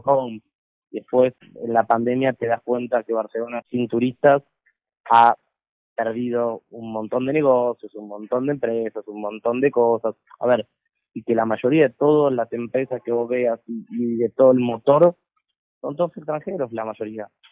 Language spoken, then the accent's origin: Spanish; Argentina; moved away; siendo extranjero, y es más, en mi país, en Argentina